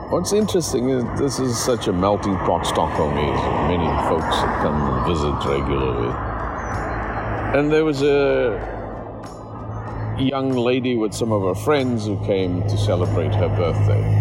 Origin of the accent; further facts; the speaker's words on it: Portugal; we came from Portugal.